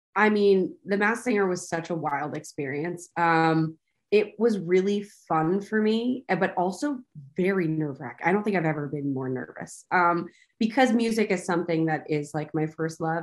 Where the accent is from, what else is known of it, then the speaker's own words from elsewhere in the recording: Texas, United States; I'm from Texas. I grew up with country music